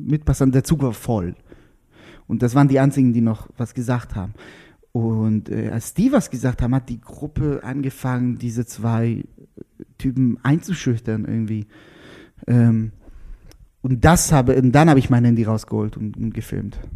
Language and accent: German; Israel; German is a second language; also born or lived in Lauchau, Germany; now in Berlin, Germany; Dann war ich Israeli, dann war ich auch noch Jude.